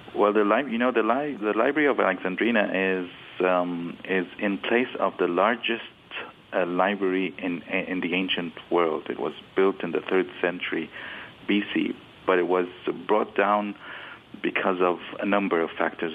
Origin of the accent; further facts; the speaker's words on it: Cairo, Cairo Governorate, Egypt; It's my hometown